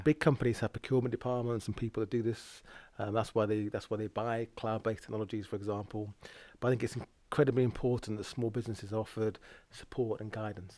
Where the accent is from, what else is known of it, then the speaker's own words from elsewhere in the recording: Lancashire, North West England, United Kingdom; I grew up in the Milltown, Lancashire